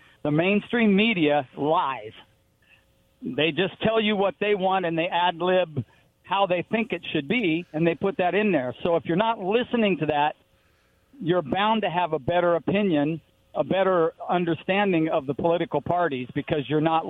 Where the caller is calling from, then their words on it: Eltopia, Washington, United States; This is …. I'm over in Eltopia.